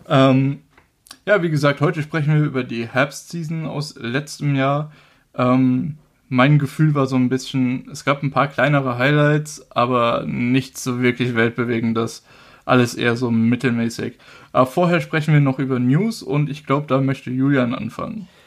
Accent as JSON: {"language": "German", "country": "Germany", "said": "bei uns in Deutschland"}